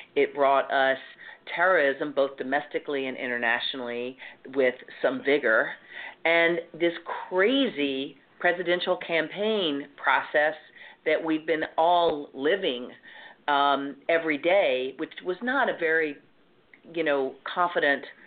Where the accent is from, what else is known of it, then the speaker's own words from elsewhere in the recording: the South, United States; accent: southern; moved away as an adult; now in New York, United States; I didn't try to hide my southern accent